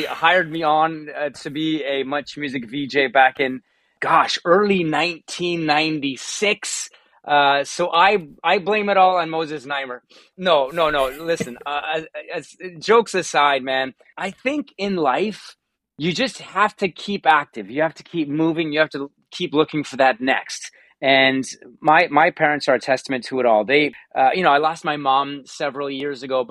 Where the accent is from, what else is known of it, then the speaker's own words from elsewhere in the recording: Hamilton, Ontario, Canada; also born or lived in Toronto; now in Burlington, Canada; I grew up in Hamilton